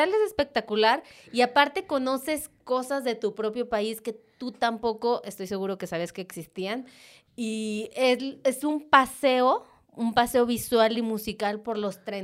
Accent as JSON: {"language": "Spanish", "country": "Mexico", "said": "soy mexicano."}